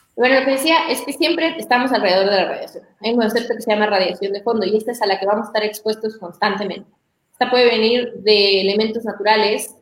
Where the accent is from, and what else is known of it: Mexico